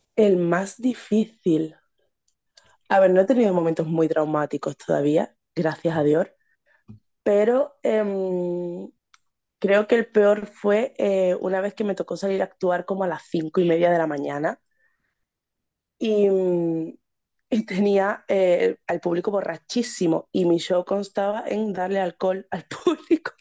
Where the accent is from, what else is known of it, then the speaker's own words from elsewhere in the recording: Seville, Andalusia, Spain; soy de Sevilla